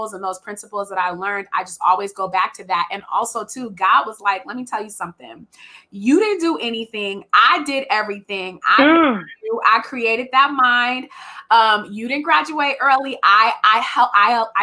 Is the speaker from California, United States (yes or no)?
yes; Richmond, California, United States; moved away as an adult; also born or lived in Oregon; I'm from Richmond